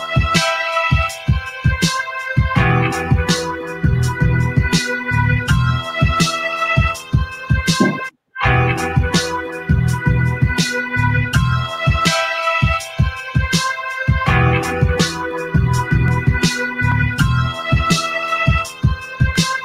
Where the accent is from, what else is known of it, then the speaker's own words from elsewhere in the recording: Boston, Massachusetts, United States; I'm from Mattapan